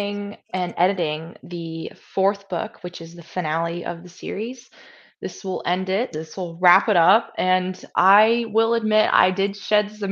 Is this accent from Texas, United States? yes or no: no; Georgia, United States; moved away; I'm from the South, so I'm from Georgia originally